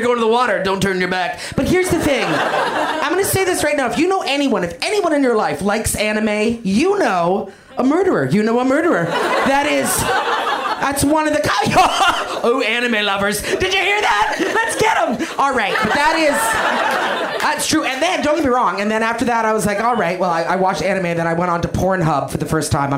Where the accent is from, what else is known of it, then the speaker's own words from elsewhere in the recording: Canada; I'm Canadian. That's something about me that you know. I'm a Canadian human being